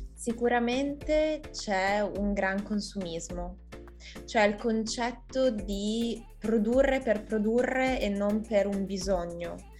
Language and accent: Italian; Italy; io sono appunto come italiana